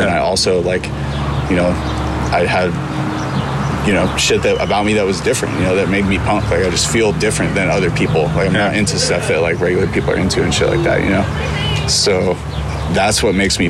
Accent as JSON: {"language": "English", "town": "Santa Barbara", "region": "California", "country": "United States", "tie": "born or raised there", "also_born_or_lived": "Vermont / Weymouth, Massachusetts / upstate New York", "said": "I grew up in Santa Barbara"}